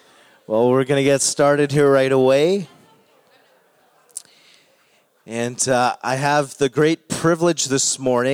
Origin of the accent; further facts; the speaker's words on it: Calgary, Alberta, Canada; moved away as an adult; now in Cold Lake, Canada; I grew up in Calgary